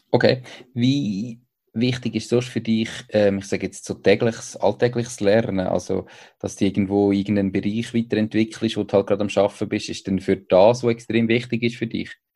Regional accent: Switzerland; Das ist äh, so als, als Schweizer manchmal

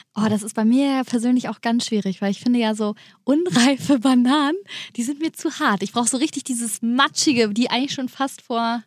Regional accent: Germany; hier bei uns in Deutschland

